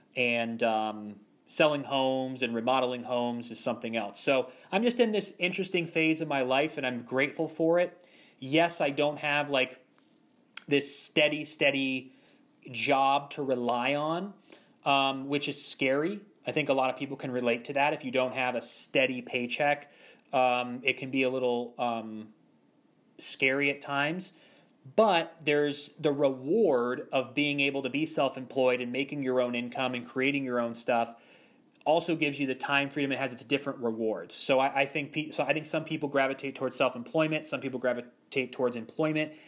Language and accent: English; Ashtabula, Ohio, United States; moved away as an adult; also born or lived in Los Angeles; now in Orlando, United States; I grew up in Ashtabula, Ohio, which is a, a town east of Cleveland